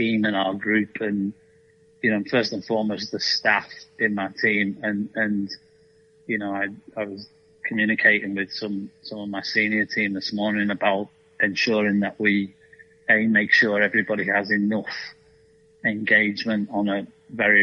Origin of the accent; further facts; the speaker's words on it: Liverpool, North West England, United Kingdom; moved away as an adult; also born or lived in Malaysia / Hong Kong / China / Germany; now in Nashville, United States; in my time at Liverpool, which I enjoyed immensely, and it's my hometown team